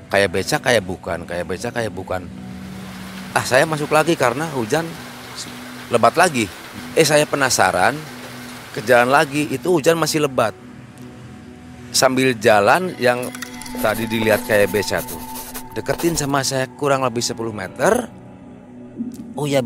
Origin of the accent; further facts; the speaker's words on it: Parapat, West Java, Indonesia; Parapat Pangandaran. Uh, awal mulanya kan saya dulu kan jadi pengrajin lah ya, pengrajin ikan asin yang tiap sore saya harus pergi ke pantai